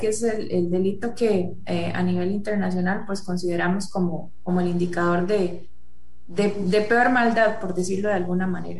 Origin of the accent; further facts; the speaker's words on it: Costa Rica; nosotros como sociedad costarricense